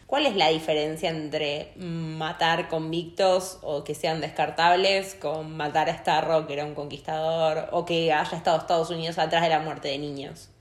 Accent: Argentina; soy argentina.

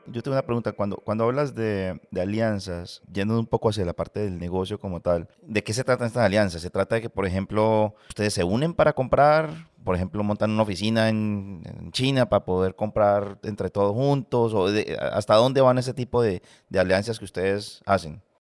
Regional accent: Colombia; moved away; vengo de Colombia

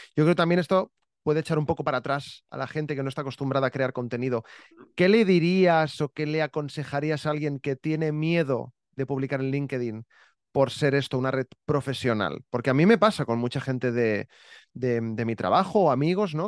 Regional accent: Barcelona, Catalonia, Spain; also born or lived in Terrassa / Santa Coloma; Yo, yo he vivido fuera de Barcelona, pero nada, 30 kilómetros, tampoco.

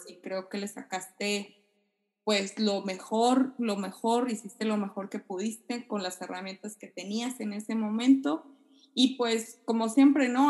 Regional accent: Sonora, Mexico; now in Japan; yo que soy de Sonora, pues, no, no cae nieve por allá donde yo vivo

